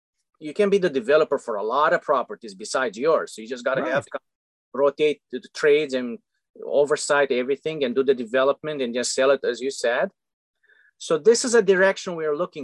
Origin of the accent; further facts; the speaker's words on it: Romania; English is a second language; moved away; I'm a foreigner. I'm coming from Romania.